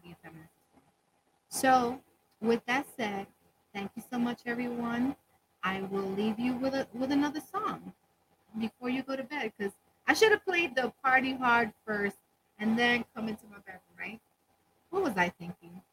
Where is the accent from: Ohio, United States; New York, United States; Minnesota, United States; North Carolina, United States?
New York, United States; New York City; from the Bronx